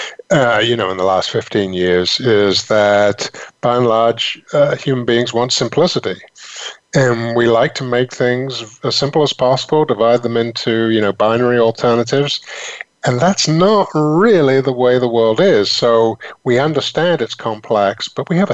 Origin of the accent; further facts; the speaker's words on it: England, United Kingdom; moved away as an adult; also born or lived in London / Northampton; now in United States; I come from England originally